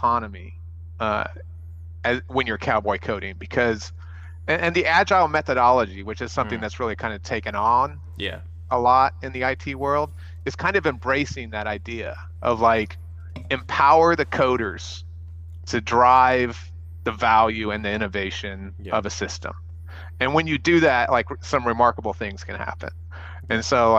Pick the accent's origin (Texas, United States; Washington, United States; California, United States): Texas, United States; El Paso; I grew up in El Paso